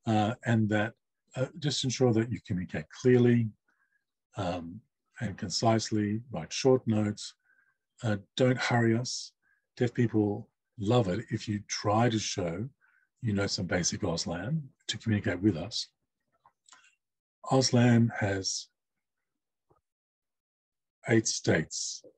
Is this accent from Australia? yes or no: yes; Australia; first language sign language; English is a second language; As a Asian deaf person from CALL community, English is not my first language or my home language. In fact, it's my fourth language. And my first language being sign language, my third language being English.